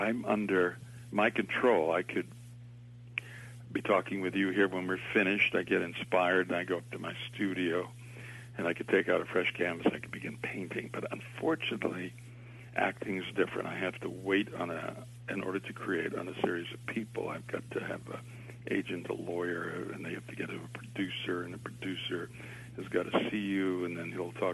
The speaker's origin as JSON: {"language": "English", "town": "Boston", "region": "Massachusetts", "country": "United States", "tie": "born or raised there", "said": "I was born in Boston"}